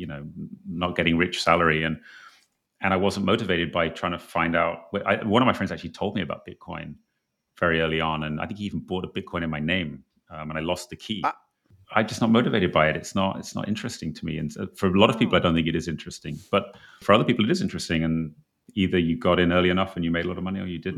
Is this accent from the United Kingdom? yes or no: yes; England, United Kingdom; I'm from England